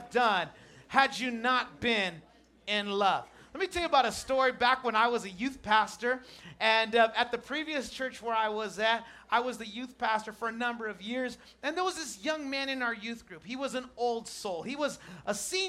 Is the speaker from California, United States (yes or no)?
yes; Chula Vista, California, United States; I'm from Chula Vista